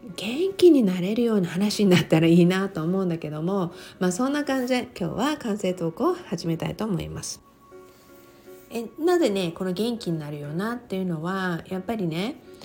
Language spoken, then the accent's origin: Japanese; Okinawa, Japan; 私は沖縄に生まれて、沖縄で育って